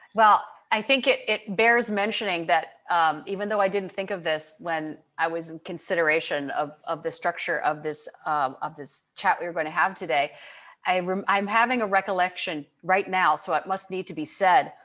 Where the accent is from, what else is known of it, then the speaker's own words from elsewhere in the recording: Michigan, United States; I grew up in Michigan